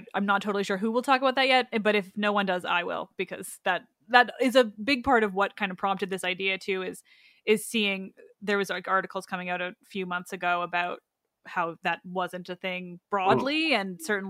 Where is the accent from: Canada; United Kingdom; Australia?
Canada; I'm Canadian.